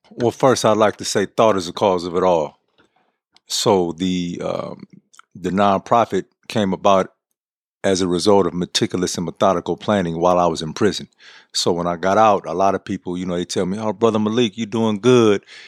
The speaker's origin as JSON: {"language": "English", "town": "San Francisco", "region": "California", "country": "United States", "tie": "born or raised there", "said": "I was born and raised in San Francisco"}